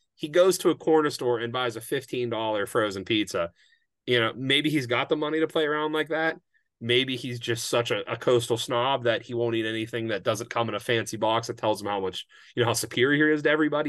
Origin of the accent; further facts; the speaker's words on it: Pittsburgh, Pennsylvania, United States; I'm from Pittsburgh